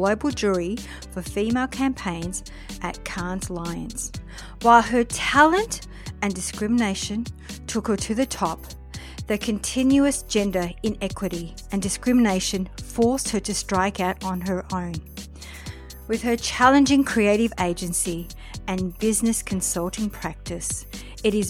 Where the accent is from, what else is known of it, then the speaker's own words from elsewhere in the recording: Melbourne, Victoria, Australia; moved away; all the way from Melbourne, my hometown